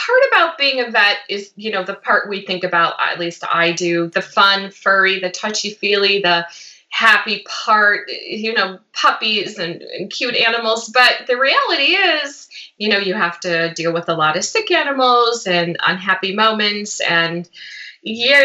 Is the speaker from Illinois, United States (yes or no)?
yes; Chicago, Illinois, United States; moved away as an adult; now in Los Angeles, United States; I was born and raised in Chicago